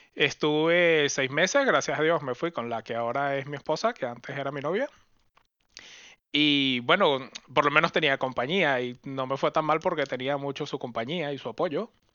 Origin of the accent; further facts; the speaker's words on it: Venezuela; moved away as an adult; also born or lived in Caracas / Oxford; now in Europe; Yo salí de Venezuela, me fui